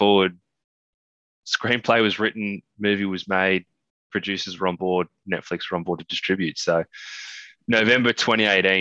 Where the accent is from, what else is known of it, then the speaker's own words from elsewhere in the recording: Australia; being an Australian